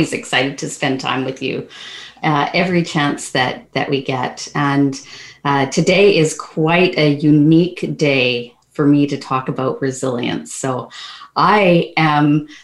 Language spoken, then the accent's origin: English; Hay River, Northwest Territories, Canada; now in British Columbia, Canada; I was born in Hay River, Northwest Territories